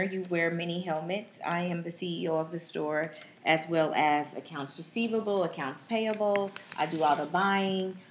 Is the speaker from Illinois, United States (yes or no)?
no; Bay Area, California, United States; moved away as an adult; also born or lived in Los Angeles, California; now in Dallas, United States; I'm originally from the Bay Area.